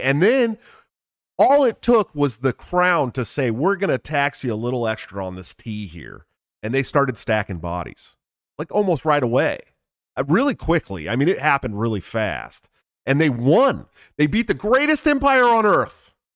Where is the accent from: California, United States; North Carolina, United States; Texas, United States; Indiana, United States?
California, United States; Bay Area; I grew up in the Bay Area